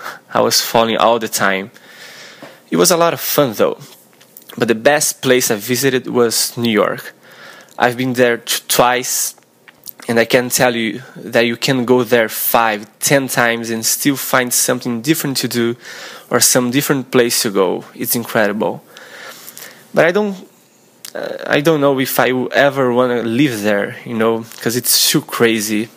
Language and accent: English; Brazil; English is a second language; also born or lived in Tampa, Florida; I'm 25 years old, and I'm from Brazil